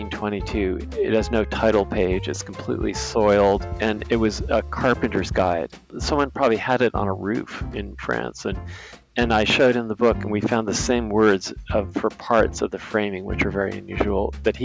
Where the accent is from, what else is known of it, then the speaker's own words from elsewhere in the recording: New York City, New York, United States; I grew up here.